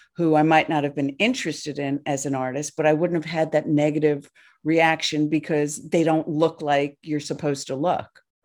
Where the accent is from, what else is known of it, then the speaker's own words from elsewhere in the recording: New Jersey, United States; I grew up in New Jersey